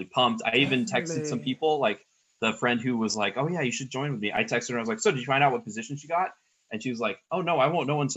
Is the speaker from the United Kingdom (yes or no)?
no; Mountain View, California, United States; now in Suwanee, United States; I grew up in Mountain View, which is where Google is located